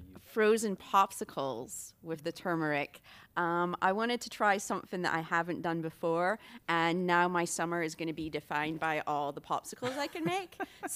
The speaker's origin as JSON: {"language": "English", "region": "Scotland", "country": "United Kingdom", "said": "I'm not used to fresh fruits and vegetables. I'm from Scotland."}